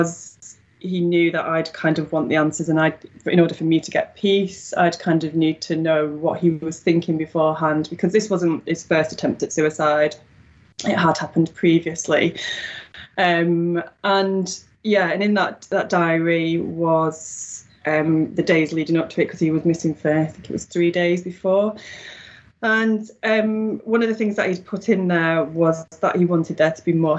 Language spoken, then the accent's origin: English; Wigan, North West England, United Kingdom; accent: Wigan; now in Newton-le-Willows, United Kingdom; I'm from Wigan originally, although I don't seem to have the broad Wigan accent. So, that's a lucky thing. So, I'm currently living in Newton the Willows, which is a few miles away from Wigan